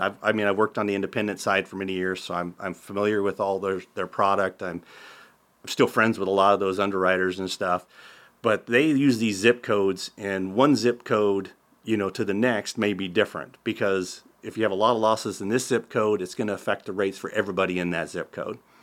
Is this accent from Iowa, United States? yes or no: yes; Tabor, Iowa, United States; also born or lived in Council Bluffs, Iowa; I actually worked in a insurance office when in high school in Tabor, Iowa, where I'm from originally